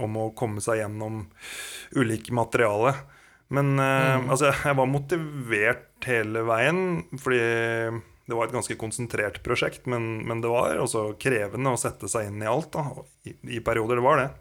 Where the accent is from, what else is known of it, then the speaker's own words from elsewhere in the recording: Kongsberg, Buskerud, Norway; Jeg er jo opprinnelig fra Kongsberg